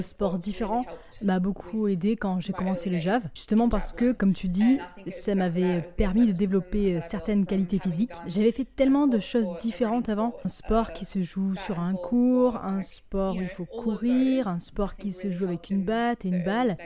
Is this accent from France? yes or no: no; Australia; on vient d'Australie